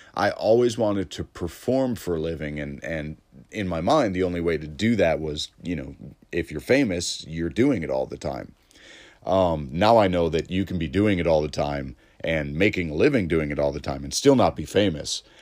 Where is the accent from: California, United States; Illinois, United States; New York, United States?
Illinois, United States; Elmhurst; Elmhurst comedy, 'cause that's my hometown. Like, I, I was raised in Elmhurst